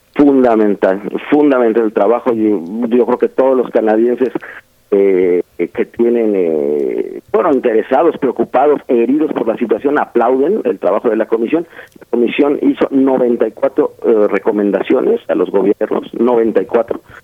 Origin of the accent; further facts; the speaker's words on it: Oaxaca, Mexico; yo soy de Oaxaca